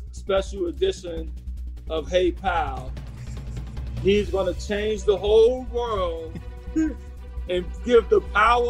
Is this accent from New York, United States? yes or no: yes; New York, United States; I'm a New Yorker.